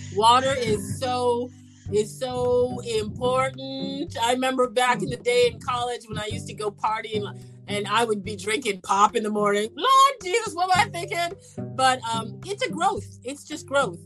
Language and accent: English; Canada; I'm from Canada